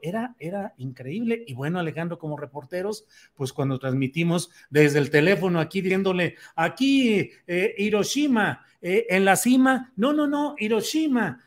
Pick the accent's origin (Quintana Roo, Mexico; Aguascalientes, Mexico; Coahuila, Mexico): Coahuila, Mexico; Torreón; yo nací en Torreón, ahí crecí